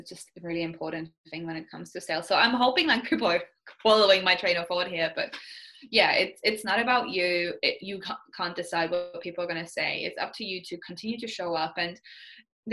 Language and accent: English; Estonia; moved away as an adult; also born or lived in Austria / New Zealand; now in Canada; I'm from Estonia, which is basically like when I was growing up, it was still the Soviet Union in a way